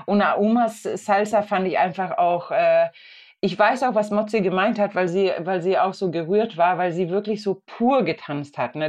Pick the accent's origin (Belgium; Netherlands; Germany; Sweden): Sweden; Also ich komme ja aus Schweden